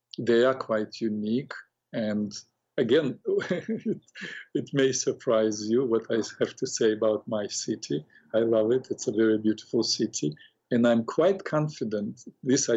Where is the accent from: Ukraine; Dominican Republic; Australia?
Ukraine; Odesa, Odesa Oblast; moved away; I grew up in Odessa, Ukraine